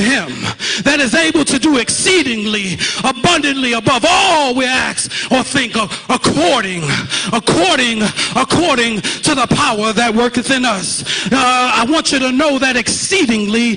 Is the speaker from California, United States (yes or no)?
no; New York City, New York, United States; I'm from Brooklyn, New York. Shout out to Brooklyn. Junior high school, 324